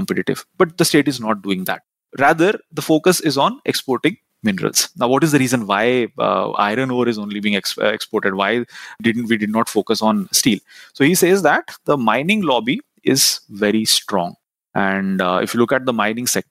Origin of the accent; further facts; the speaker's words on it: Rourkela, Odisha, India; I'm from Rourkela. Rourkela is known as one of those steel cities